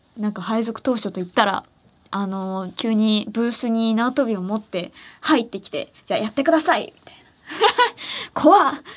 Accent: Ehime, Japan; 私の地元愛媛

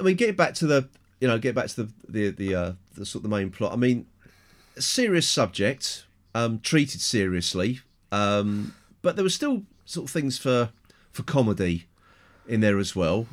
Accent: England, United Kingdom; I'm English, white, middle-aged

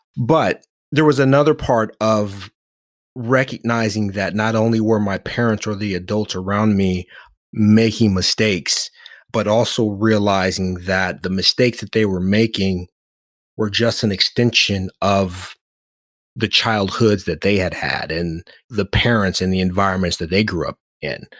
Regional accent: Oakland, California, United States; growing up in Oakland, having a name that meant the most compassionate

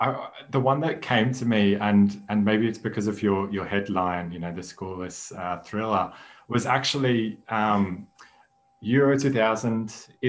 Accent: Australia; also born or lived in Netherlands; As you will hear by my accent, I was born and raised in Australia, but with Dutch background.

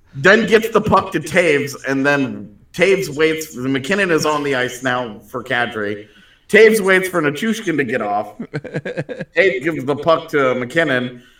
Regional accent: Katy, Texas, United States; growing up in Katy

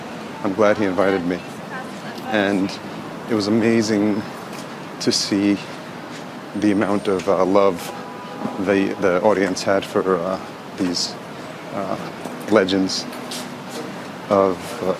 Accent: New York, United States; Being a New Yorker, this is most definitely the Times Square of London.

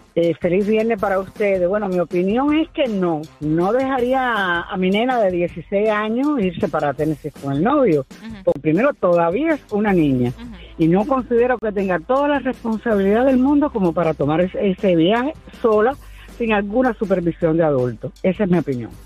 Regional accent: Dominican Republic; moved away; yo soy dominicana y yo conocí Thanksgiving después que vivo aquí

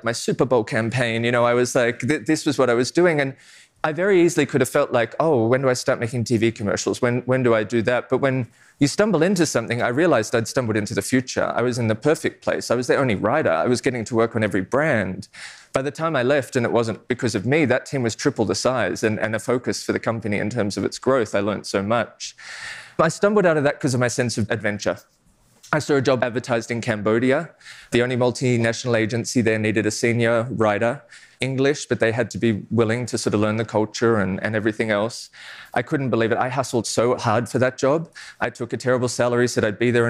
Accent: Australia; I'm Australian

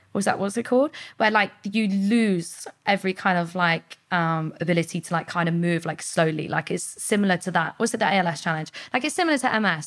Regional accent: Portsmouth, South East England, United Kingdom; I was born in Portsmouth, like, grew up around the area

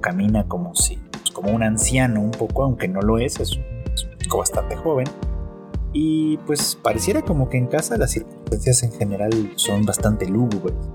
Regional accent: Mexico; se decía mucho en, en mi país, en México

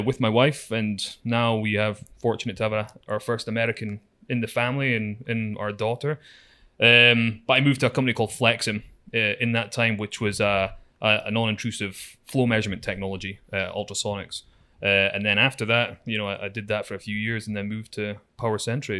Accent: Aberdeen, Scotland, United Kingdom; moved away as an adult; I grew up in Aberdeen, Scotland

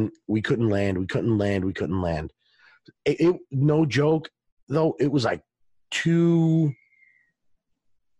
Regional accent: Long Island, New York, United States; I'm from Long Island. I grew up there, spent a ton of time in the city, in the boroughs

